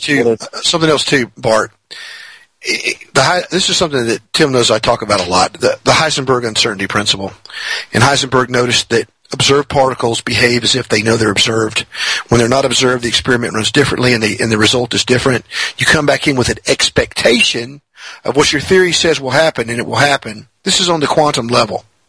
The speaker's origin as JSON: {"language": "English", "region": "Mississippi", "country": "United States", "said": "I'm in Mississippi"}